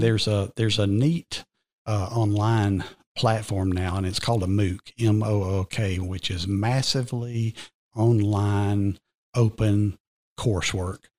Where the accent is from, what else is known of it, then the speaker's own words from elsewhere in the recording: Cartersville, Georgia, United States; accent: Georgian brogue; now in Cherokee County, United States; I was raised just west of here in Cartersville, but I came to Reinhardt as an eighteen-year-old freshman and literally never left the county